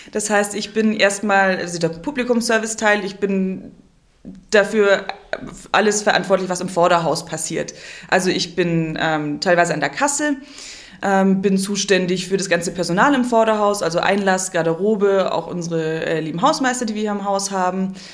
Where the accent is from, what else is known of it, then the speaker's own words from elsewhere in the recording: Kempten, Bavaria, Germany; also born or lived in Munich; now in Memmingen, Germany; Aus Kempten. Ich bin tiefste Allgäuerin, in Kempten geboren, aufgewachsen, bin nie aus Bayern rausgekommen, weil ich dann nach München gezogen bin und jetzt wieder so halb im Allgäu zurück.